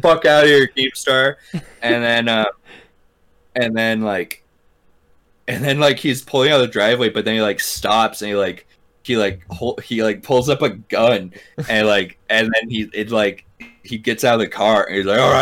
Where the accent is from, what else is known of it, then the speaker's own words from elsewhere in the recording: Deer Park, United States; the house I grew up in Deer Park